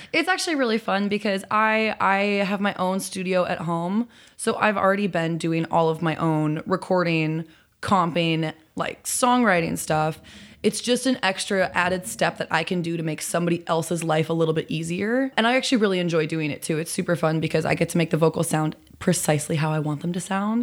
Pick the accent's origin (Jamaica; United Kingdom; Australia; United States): United States; Chicago, Illinois; moved away as an adult; now in Los Angeles, United States; I'm from Chicago. I've been living in L A for, uh, four years now, coming up on five